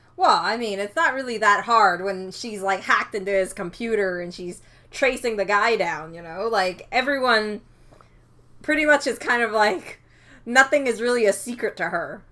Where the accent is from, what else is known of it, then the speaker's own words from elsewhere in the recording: Canada; I'm Canadian